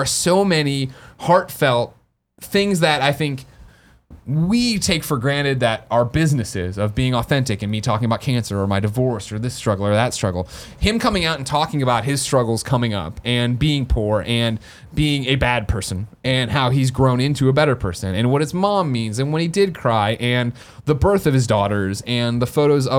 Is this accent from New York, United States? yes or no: no; San Francisco, California, United States; the same way we share our stupid trials and tribulations of marching band and being an antler and growing up in San Francisco, as hard as it was.